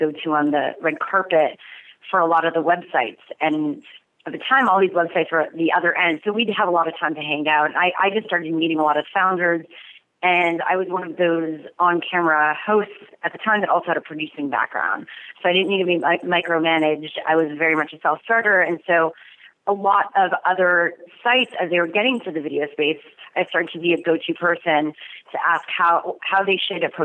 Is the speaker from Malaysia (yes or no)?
no; Montreal, Quebec, Canada; now in Los Angeles, United States; I'm from Montreal.